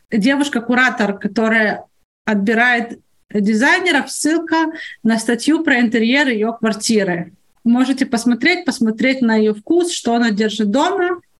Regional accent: Odesa, Odesa Oblast, Ukraine; now in Israel; Я понятия не имею, на Украине я приехала из Одессы когда-то, какой там логотип у электрической компании.

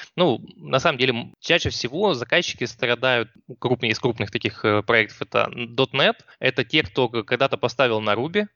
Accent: Rostov-on-Don, Rostov Oblast, Russia; я из Ростова

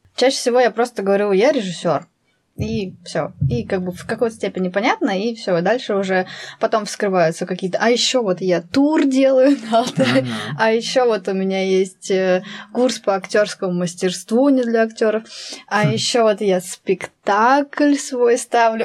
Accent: Altai Krai, Russia; я вообще в Алтайском крае родилась. Вот сам процесс этот был а, в Алтайском крае.

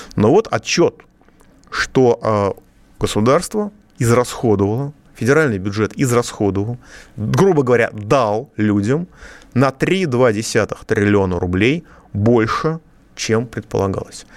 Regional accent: Moscow, Russia; я, как москвич

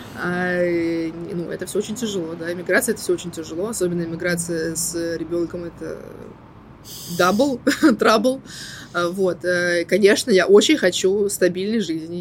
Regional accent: Moscow, Russia; moved away as an adult; also born or lived in Murcia; now in Cyprus; я родилась и выросла в Москве

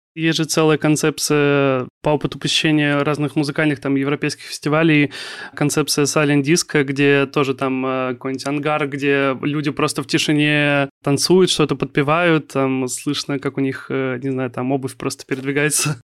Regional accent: Kaliningrad, Kaliningrad Oblast, Russia; moved away as an adult; now in Saint Petersburg, Russia; Я сам из Калининграда, но я вот в конце сентября переехал в Питер

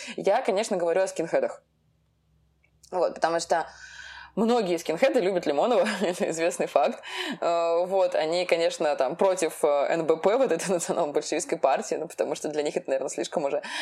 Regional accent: Russia; Мы, как бы, родились в России, у нас это гражданство. Мы россияне, но мы не все русские. Ну, то есть вот я русская

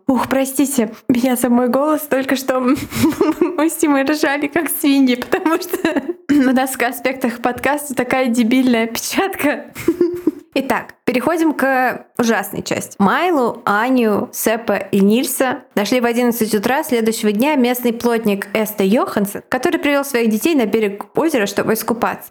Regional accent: Saint Petersburg, Russia; Я жила в соседнем доме с визовым центром на Марата

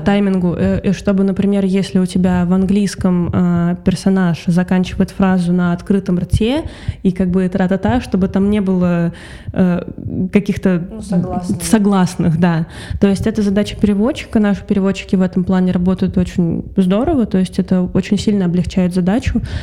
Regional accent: Russia; moved away as an adult; also born or lived in Saint Petersburg; now in Tbilisi, Georgia; я э, россиянка

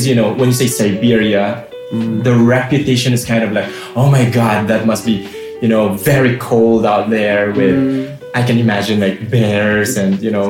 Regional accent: Philippines; moved away as an adult; also born or lived in Kazakhstan; now in Novosibirsk, Russia; I'm from the Philippines.

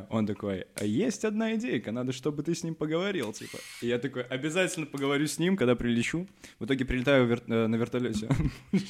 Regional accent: Minsk, Belarus; Я из Минска.

